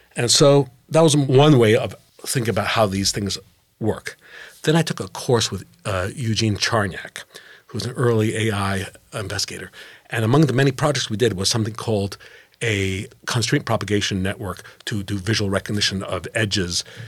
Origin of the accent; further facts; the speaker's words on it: Geneva, Switzerland; moved away as an adult; now in United States; Growing up in Geneva